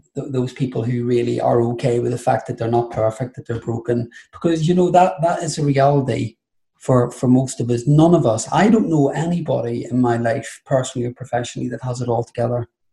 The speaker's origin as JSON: {"language": "English", "country": "Ireland", "said": "being Irish Catholic and throw the gay bit on top"}